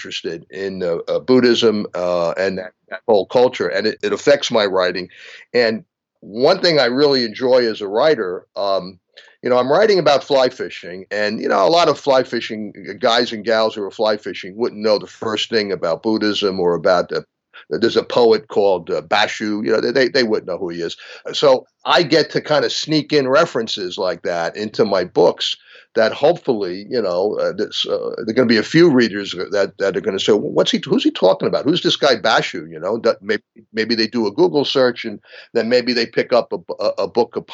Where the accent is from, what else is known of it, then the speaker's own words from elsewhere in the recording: New York City, New York, United States; a kid growing up in the Bronx